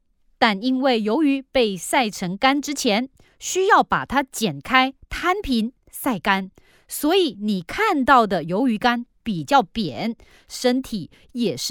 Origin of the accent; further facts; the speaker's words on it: Malaysia; 啊，抱歉，在我们家乡马来西亚，空心菜被叫做瓮菜，